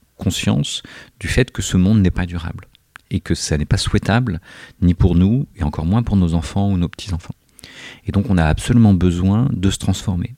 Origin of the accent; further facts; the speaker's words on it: Corsica, France; je suis corse